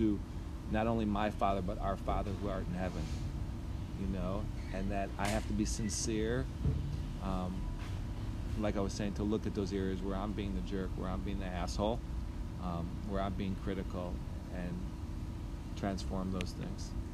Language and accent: English; Skokie, Illinois, United States; also born or lived in Chicago, Illinois / northern Wisconsin; I grew up in Skokie, Illinois